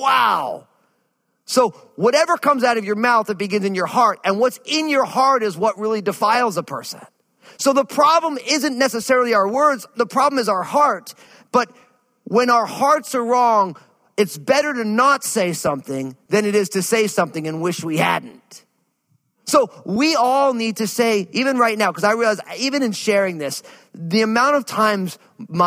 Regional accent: New Jersey, United States; growing up where I grew up in New Jersey, people had no problems really expressing themselves

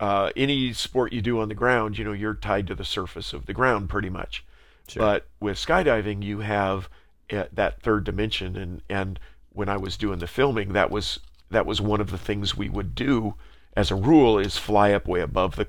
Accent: San Diego, California, United States; I grew up in San Diego, right next to a place called Belmont Park in South Mission Beach

